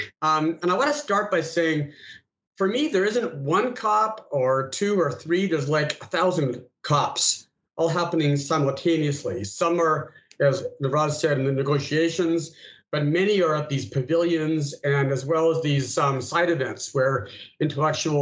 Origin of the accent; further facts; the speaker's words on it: Canada; moved away as an adult; also born or lived in United States; now in Singapore; I'm a Canadian who spent many years in the United States, and now I'm 3 years in Singapore.